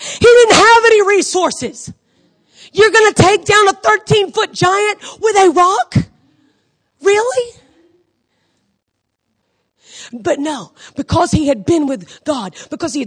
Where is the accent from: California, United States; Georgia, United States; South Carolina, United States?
Georgia, United States; Augusta; I grew up in Augusta, Georgia